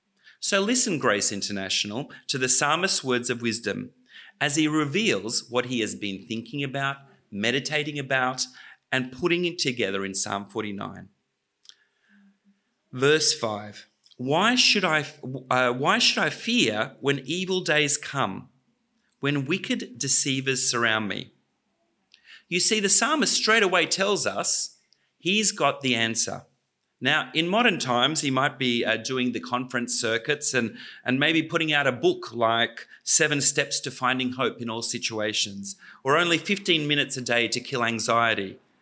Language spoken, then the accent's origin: English; Australia; When I was growing up in Australia, Australia had its own oligarchs.